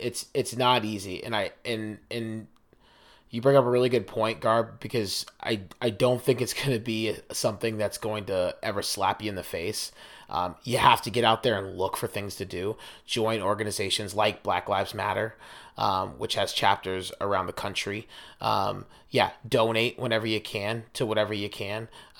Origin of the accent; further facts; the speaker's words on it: New Jersey, United States; I am from Jersey, right?